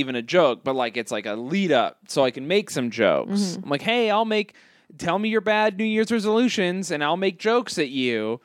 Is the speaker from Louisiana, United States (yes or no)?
no; Oregon, United States; I was born in Oregon.